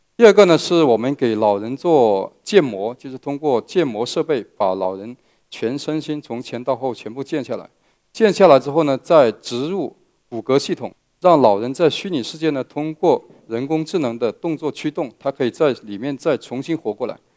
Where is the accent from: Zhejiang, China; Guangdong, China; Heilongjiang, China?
Guangdong, China; Meizhou; 我来自广东的梅州，呃，是一个客家人